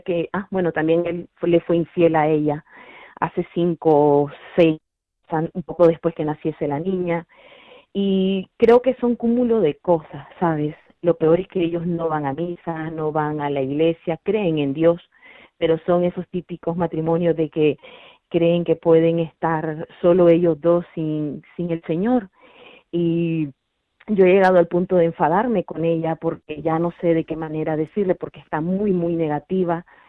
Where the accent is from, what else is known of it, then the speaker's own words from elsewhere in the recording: Toledo, Castilla-La Mancha, Spain; soy de Toledo.